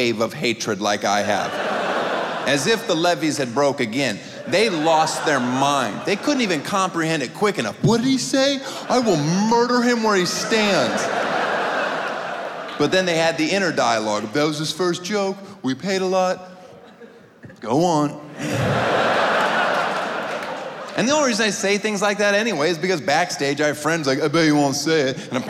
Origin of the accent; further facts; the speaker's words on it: Florida, United States; I grew up in Florida